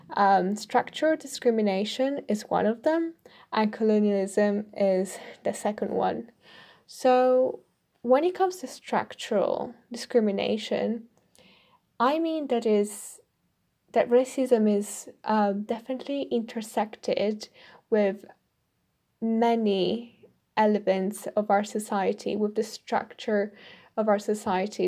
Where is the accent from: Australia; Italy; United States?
Italy; English is a second language; moved away as an adult; now in United Kingdom; me as an Italian in the U K